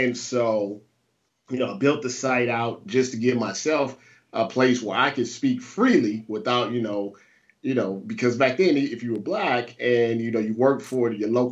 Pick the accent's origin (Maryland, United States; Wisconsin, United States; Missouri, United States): Missouri, United States; St. Louis; also born or lived in Ohio; I'm from St. Louis, Missouri.